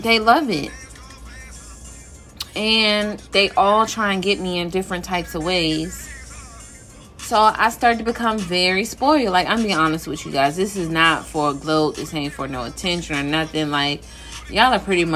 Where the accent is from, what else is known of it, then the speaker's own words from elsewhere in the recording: Philadelphia, Pennsylvania, United States; now in Virginia, United States; I was born in Philly and I'm now in VA